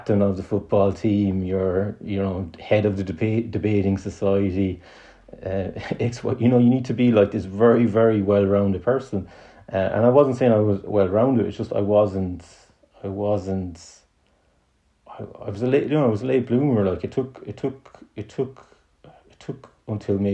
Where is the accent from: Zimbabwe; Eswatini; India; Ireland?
Ireland; in Ireland, as Irish people